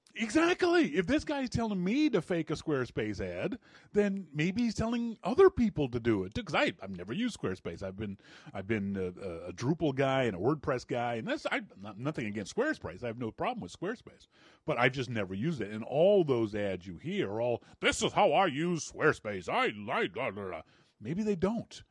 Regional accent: Canada; moved away as an adult; also born or lived in Vancouver, Canada; now in Nashville, United States; I'm really obnoxious for a Canadian

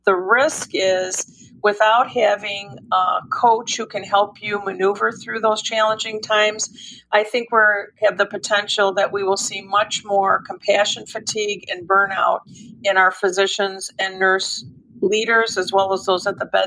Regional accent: Michigan, United States; now in Atlanta, United States; having been born and raised in Michigan, I live in Atlanta now

